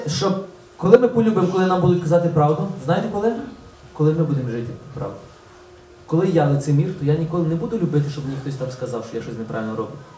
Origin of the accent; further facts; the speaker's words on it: Ulychne, Ukraine; moved away; З Улишна, з мого рідного села